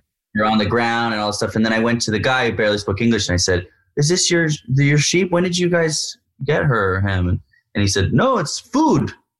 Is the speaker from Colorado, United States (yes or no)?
no; New York City, New York, United States; I grew up in New York City.